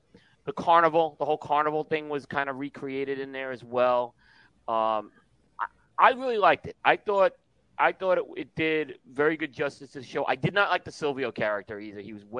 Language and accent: English; New York City, New York, United States; Hey, I grew up in Brooklyn.